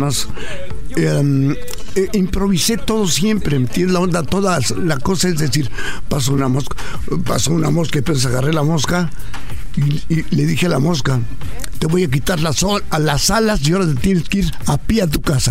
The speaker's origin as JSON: {"language": "Spanish", "town": "Ciudad Juárez", "region": "Chihuahua", "country": "Mexico", "tie": "born or raised there", "said": "nací en Ciudad Juárez, Chihuahua, en el año de 1931"}